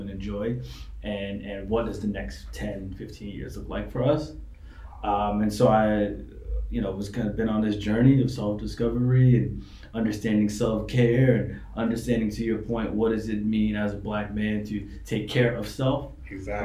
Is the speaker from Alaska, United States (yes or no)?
no; New York City, New York, United States; now in Maryland, United States; I was raised in New York City.